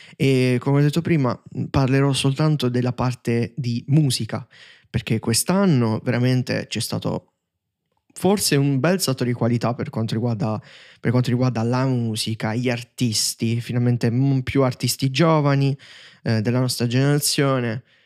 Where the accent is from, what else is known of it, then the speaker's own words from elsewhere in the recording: Taranto, Apulia, Italy; io so Tarantino